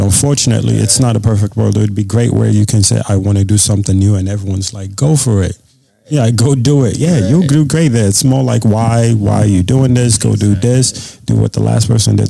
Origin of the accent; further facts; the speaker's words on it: Badagry, Lagos, Nigeria; now in United States; I grew up in Nigeria